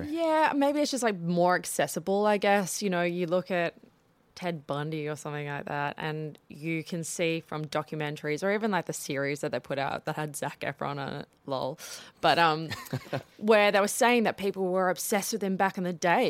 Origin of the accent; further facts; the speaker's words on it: South Africa; growing up in South Africa